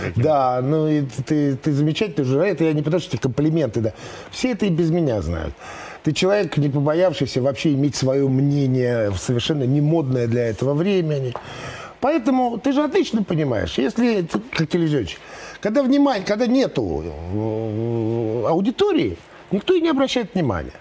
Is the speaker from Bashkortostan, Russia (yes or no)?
no; Moscow, Russia; я, в принципе, родился и вырос в Москве